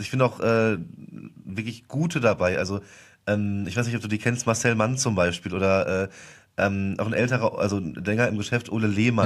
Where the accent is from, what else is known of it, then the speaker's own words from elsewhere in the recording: Westerwald, Rhineland-Palatinate, Germany; moved away as an adult; now in Cologne, Germany; Ich komme ja gebürtig aus dem Westerwald